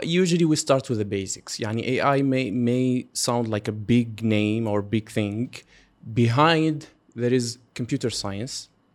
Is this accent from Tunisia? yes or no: yes; Tunisia; now in Qatar; I'm from Tunisia. We are actually both Tunisian.